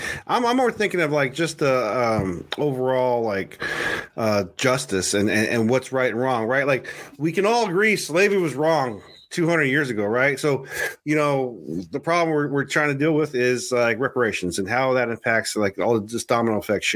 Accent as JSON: {"language": "English", "country": "United States", "said": "as an American"}